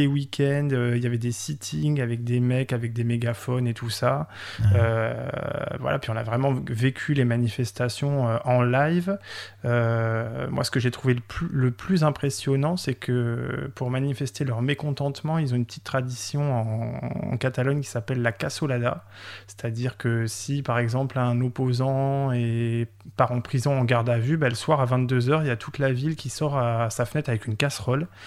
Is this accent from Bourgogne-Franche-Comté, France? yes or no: no; Occitania, France; parce que je suis originaire de la région de Montpellier et que j'avais l'habitude d'aller à Barcelone euh, deux ou trois fois par an.